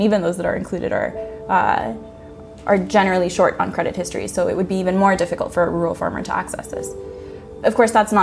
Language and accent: English; Honduras; moved away; my home country, Honduras